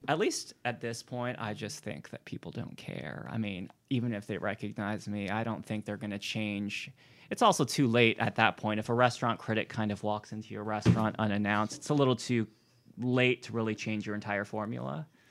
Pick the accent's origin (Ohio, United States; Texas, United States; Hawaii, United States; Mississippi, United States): Hawaii, United States; moved away as an adult; also born or lived in New Haven / New York; now in Richmond, United States; I'm not from Richmond originally. Um, I grew up in Hawaii.